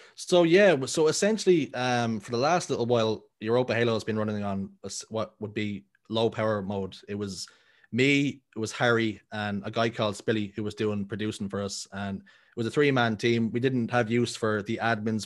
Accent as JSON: {"language": "English", "town": "Dublin", "region": "Leinster", "country": "Ireland", "tie": "born or raised there", "said": "I'm born and raised in Dublin in a tough spot, a r-, pretty rough area called Talla"}